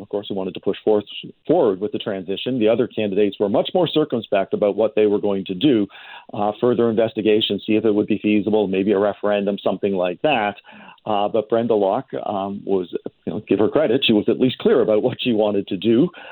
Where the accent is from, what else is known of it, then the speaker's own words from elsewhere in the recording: Toronto, Ontario, Canada; now in British Columbia, Canada; I grew up in Toronto